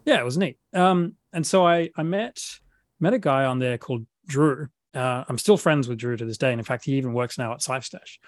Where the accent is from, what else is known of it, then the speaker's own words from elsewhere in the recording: Adelaide, South Australia, Australia; accent: Australian; moved away as an adult; now in Sydney, Australia; I grew up in uh, in South Australia in a city called Adelaide